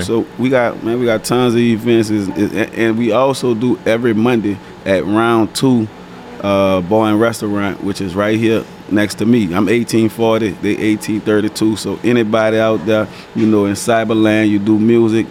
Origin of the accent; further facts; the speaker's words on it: New Orleans, Louisiana, United States; I'm from New Orleans, from the Nine Water Wild Desire Project